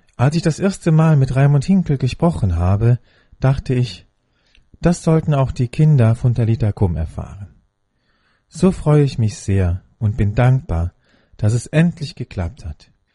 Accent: Rhineland, Germany; meiner Heimat, dem Rheinland

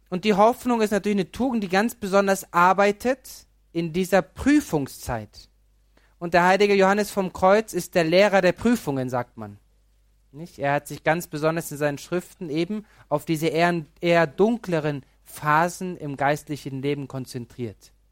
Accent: Pöcking, Bavaria, Germany; Ich bin aus Pöcking. In Pöcking gab es keine Erscheinung, gibt es auch kein Gnadenbild.

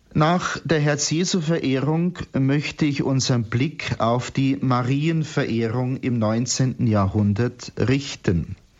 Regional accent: Bavaria, Germany; bei uns in Bayern

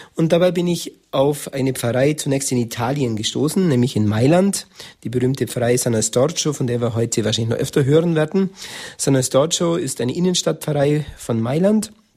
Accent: Germany; bei uns in Deutschland

